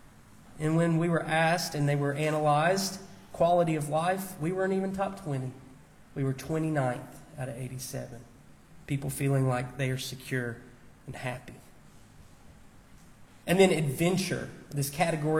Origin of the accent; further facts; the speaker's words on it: United States; I'm an American. I was born here